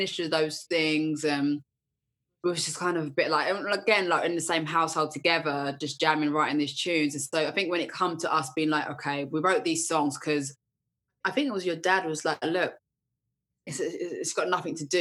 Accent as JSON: {"language": "English", "area": "Essex", "region": "East of England", "country": "United Kingdom", "said": "I'm from Essex."}